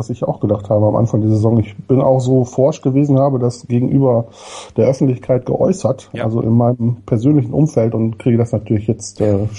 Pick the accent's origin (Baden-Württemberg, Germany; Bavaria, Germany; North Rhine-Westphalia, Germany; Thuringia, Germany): North Rhine-Westphalia, Germany; Leverkusen; also born or lived in Münsterland; weil ich auch aus der Ecke, in der Ecke groß geworden bin, ähm, aus Bayer Leverkusen gekommen. Das war, glaube ich, so um den Zeitpunkt, als wir aus der Ecke weggezogen sind. Meine Eltern sind irgendwann wieder zurück in ihre Heimat gezogen, ins schöne Münsterland.